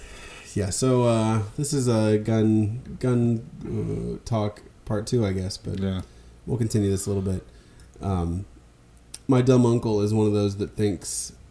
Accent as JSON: {"language": "English", "region": "Midwest", "country": "United States", "tie": "born or raised there", "said": "That was just a matter of growing up in the Midwest."}